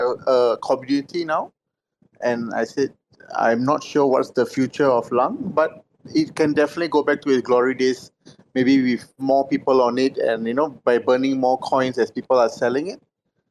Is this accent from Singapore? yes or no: yes; Singapore; I'm from Singapore